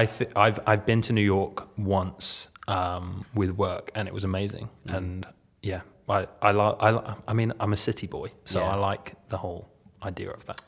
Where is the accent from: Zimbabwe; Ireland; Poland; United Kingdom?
United Kingdom; London; also born or lived in East of England; I'm an officer's kid, so I grew up all over. Yeah. Mainly in the south, the east of England, oh, okay. I guess. Yeah, mainly. London, is probably the place I stayed the longest.